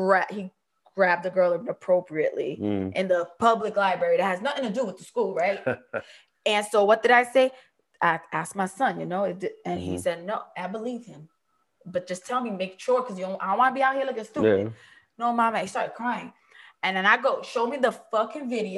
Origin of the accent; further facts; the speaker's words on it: Jersey City, New Jersey, United States; I grew up in Jersey City.